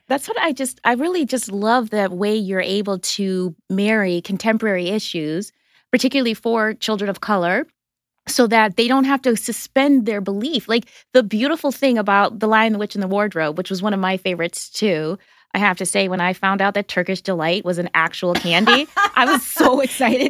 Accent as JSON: {"language": "English", "region": "Wisconsin", "country": "United States", "tie": "born or raised there", "also_born_or_lived": "Brooklyn", "moved": "yes", "said": "I didn't grow up in Canada but I was like Canada adjacent in Wisconsin"}